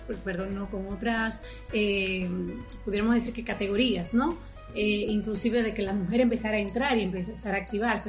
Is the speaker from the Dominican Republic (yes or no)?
yes; Dominican Republic; yo soy dominicana.